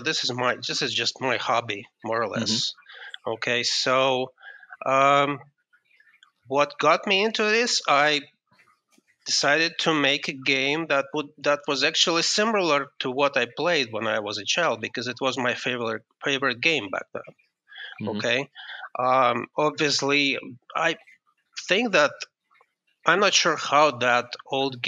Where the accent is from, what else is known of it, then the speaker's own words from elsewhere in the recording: Kyiv, Ukraine; moved away as an adult; now in United States; I am just from Ukraine. I'm actually from Kiev.